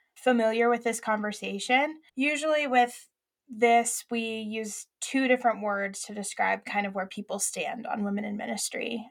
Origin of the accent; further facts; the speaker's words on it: Arkadelphia, Arkansas, United States; the church that I went to in Arkadelphia, Arkansas, small town